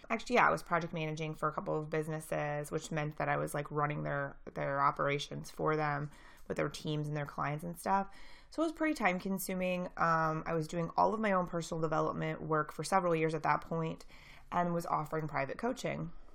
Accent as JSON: {"language": "English", "town": "St. Louis", "region": "Missouri", "country": "United States", "said": "I'm from Saint Louis"}